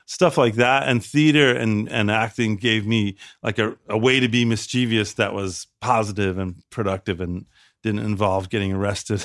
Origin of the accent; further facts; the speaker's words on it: Chicago, Illinois, United States; moved away; Chicago. I'm from the south side of Chicago